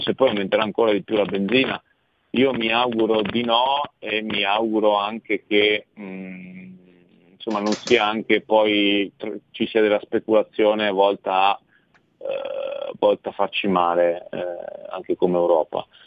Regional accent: Italy; io sono italiano

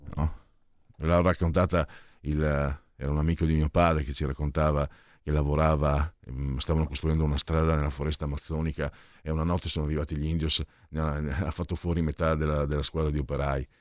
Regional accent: half Venetian and half Friulian, Triveneto, Italy; io sono mezzo veneto e mezzo friulano

